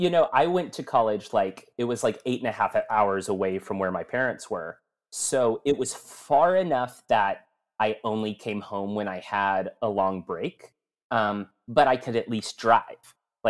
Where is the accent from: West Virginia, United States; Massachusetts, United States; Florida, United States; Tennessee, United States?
Tennessee, United States; Murfreesboro; also born or lived in Florence, Alabama / Springfield, Missouri; And so I was born in Florence, Alabama. At 2 years old, moved to Springfield, Missouri. Lived in Springfield from when I was two until right after first grade. Then we moved to Murfreesboro, Tennessee, which is where I claim because I was there the longest of my childhood.